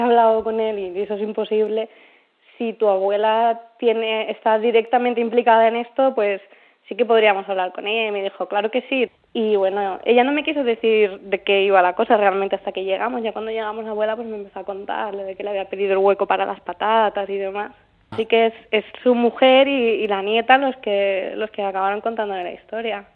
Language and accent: Spanish; Ciudad Real, Castilla-La Mancha, Spain; cuando yo era pequeña y, vivía en es un pueblecito de Ciudad Real